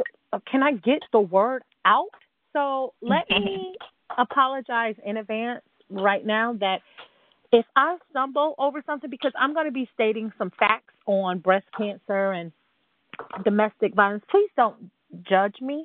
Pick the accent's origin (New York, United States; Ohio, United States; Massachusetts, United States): New York, United States; moved away; I'm from New York.